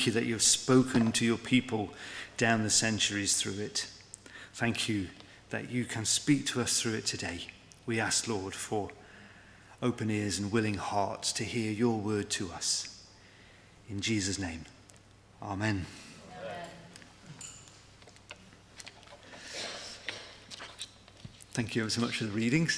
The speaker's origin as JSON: {"language": "English", "country": "United Kingdom", "said": "we're British"}